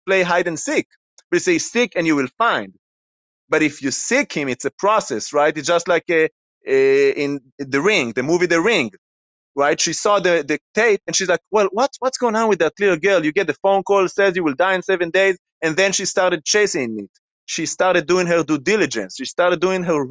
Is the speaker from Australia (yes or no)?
no; Israel; moved away; I grew up in Israel, in a Jewish background that does not believe in Jesus